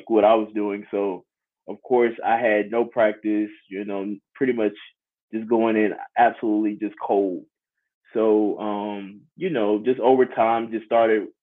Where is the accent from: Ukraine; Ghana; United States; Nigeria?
United States; Jonesboro, Georgia; I'm originally from Jonesboro, Georgia. It's about 20-35 minutes south of Atlanta. And I started at Jonesboro High School, which is the high school I graduated from in 2017